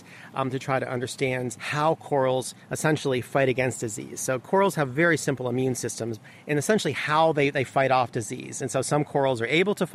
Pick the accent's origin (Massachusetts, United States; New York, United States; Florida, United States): Florida, United States; South; I grew up in South Florida